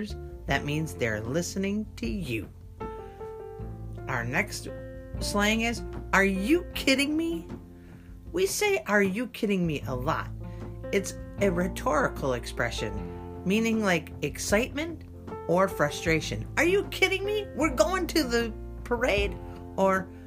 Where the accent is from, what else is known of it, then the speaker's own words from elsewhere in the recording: United States; I'm an American